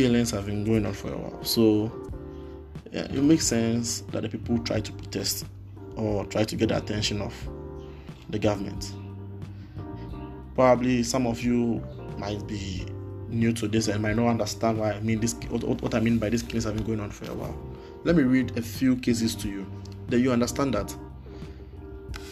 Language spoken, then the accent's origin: English; Ghana; I'm Ghanaian, I don't live in the US. And even here in Ghana